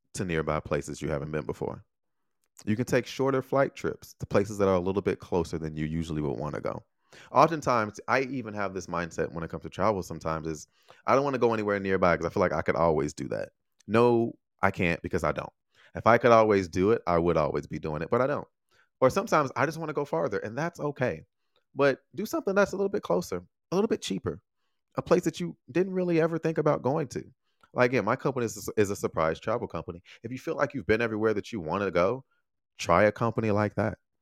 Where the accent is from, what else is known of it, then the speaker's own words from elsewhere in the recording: Chicago, Illinois, United States; moved away; I'm from Chicago.